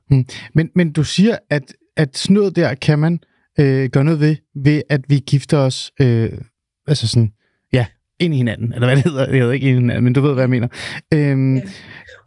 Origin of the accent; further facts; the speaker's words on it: Denmark; also born or lived in Svendborg / Helsingør; Svendborg og Helsingør, der hvor jeg er vokset op